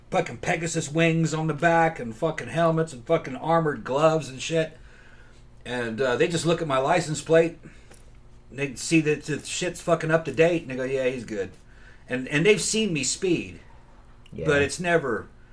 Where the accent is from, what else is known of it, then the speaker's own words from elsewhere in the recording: Brazil; moved away; I grew up in Brazil